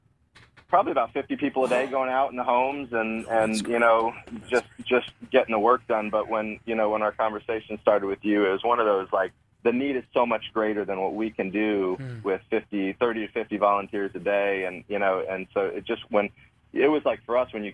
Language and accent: English; Sanibel, Florida, United States; My family and I grew up on Sanibel